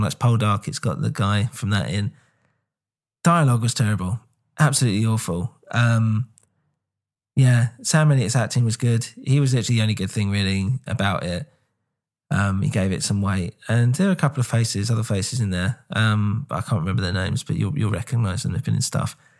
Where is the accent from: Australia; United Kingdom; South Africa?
United Kingdom; England; I'm English